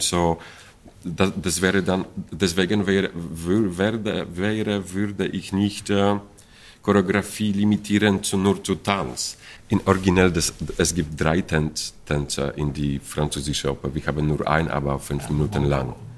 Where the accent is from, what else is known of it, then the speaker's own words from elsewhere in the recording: Poland; German is a second language; moved away; ich komme aus Polen